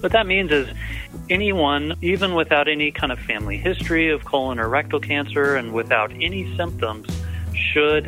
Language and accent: English; Atlanta, Georgia, United States; moved away; also born or lived in Southern California; I grew up around Atlanta, so this is home